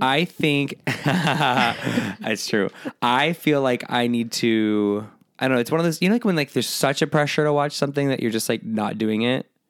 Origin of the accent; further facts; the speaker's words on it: San Diego, California, United States; Born and raised in San Diego, Disneyland, multiple times a year